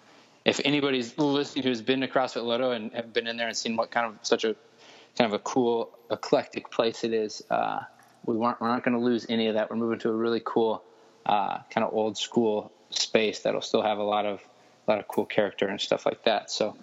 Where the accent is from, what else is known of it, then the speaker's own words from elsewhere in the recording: Denver, Colorado, United States; moved away as an adult; Was in Denver since birth.